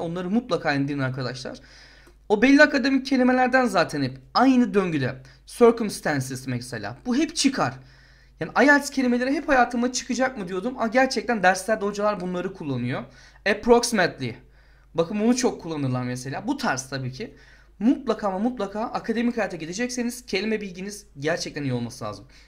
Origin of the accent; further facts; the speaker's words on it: Turkey; moved away; biz Türk olarak